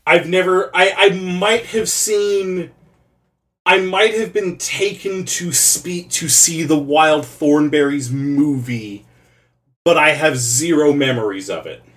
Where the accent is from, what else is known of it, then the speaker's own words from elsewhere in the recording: Canada; By virtue of being Canadian, I saw a lot of Caillou